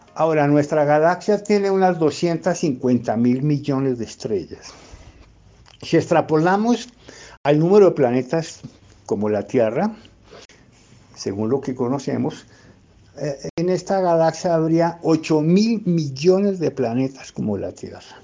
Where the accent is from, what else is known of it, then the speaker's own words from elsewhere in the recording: Bogotá, Colombia; yo soy eh, economista bogotano